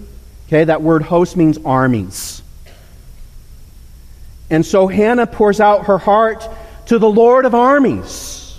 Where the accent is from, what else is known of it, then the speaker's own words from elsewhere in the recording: Nairobi, Kenya; I grew up in Nairobi, across the street from the Olympic-styled sporting complex.